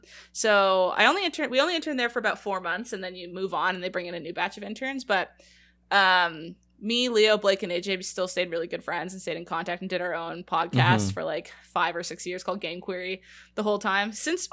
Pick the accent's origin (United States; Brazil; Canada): Canada; It's because we're British, like Canada's weird. We have weird British histories and stuff